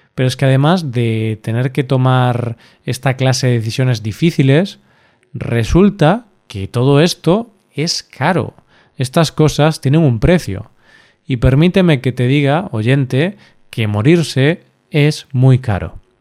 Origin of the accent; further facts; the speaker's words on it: Galicia, Spain; Galicia, mi tierra